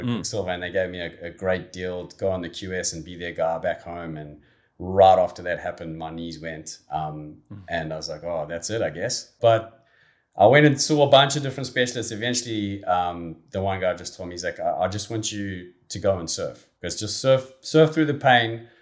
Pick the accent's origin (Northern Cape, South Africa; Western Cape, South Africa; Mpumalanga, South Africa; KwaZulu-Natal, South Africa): KwaZulu-Natal, South Africa; Durban; growing up in, in and around Durban